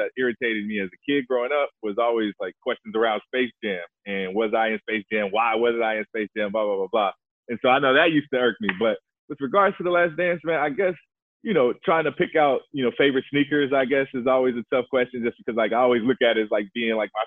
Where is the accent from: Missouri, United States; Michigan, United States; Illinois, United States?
Illinois, United States; Chicago; my three or four best friends that I grew up with in Chicago